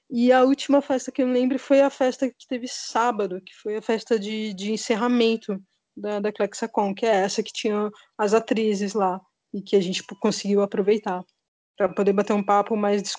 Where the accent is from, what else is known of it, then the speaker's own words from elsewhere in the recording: São Paulo, Brazil; É, sou de São Paulo, tenho 42.